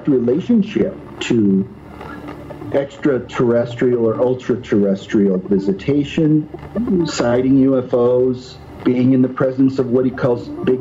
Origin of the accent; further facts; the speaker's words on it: Iowa, United States; I grew up in Iowa, around the corner from Brad Steiger